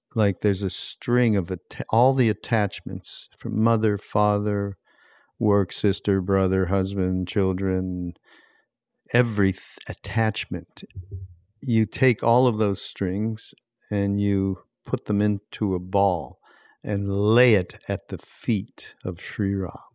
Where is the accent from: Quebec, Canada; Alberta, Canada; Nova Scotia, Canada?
Quebec, Canada; Montreal; I grew up in Montreal, and I grew up with French Canadians